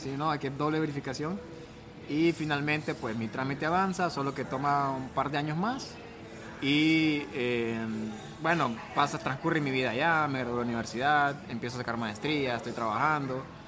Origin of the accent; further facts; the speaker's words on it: Honduras; now in Miami, United States; Soy de Honduras